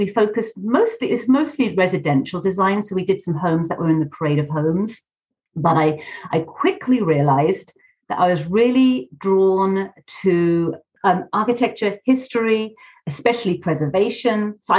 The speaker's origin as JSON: {"language": "English", "area": "West Sussex", "region": "South East England", "country": "United Kingdom", "tie": "born or raised there", "also_born_or_lived": "London", "moved": "as an adult", "lives_now": "Utah, United States", "said": "No, I hail from London. That's where I was born, London. And in England, we always say we moved to the country. So we moved when I was quite young out to the country. And that's where I'm from, West Sussex, down south. I'm a southern girl."}